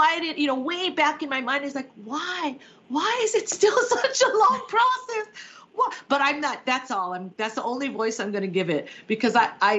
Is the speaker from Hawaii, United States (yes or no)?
yes; Hawaii, United States; I grew up in Hawaii